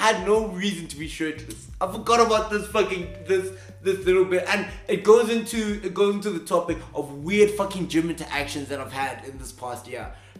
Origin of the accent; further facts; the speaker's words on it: South Africa; accent: Afrikaans; We got there because Afrikaans, my accent, what were we saying?